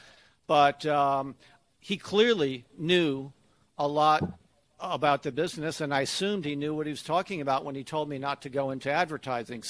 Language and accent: English; Connecticut, United States; moved away as an adult; also born or lived in Atlanta, Georgia; I grew up in Connecticut, in a kind of a rural area of Connecticut